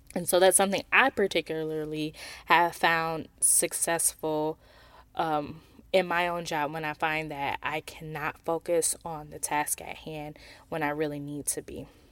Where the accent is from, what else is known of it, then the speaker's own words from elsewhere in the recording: Milwaukee, Wisconsin, United States; being someone who is from Wisconsin. I'm from Milwaukee, which is just forty minutes north of Kenosha.